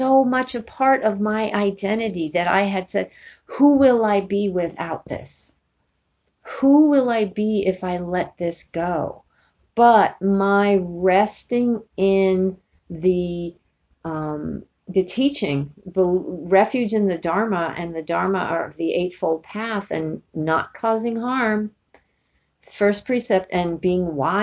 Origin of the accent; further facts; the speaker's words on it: New York City, New York, United States; now in California, United States; growing up in New York City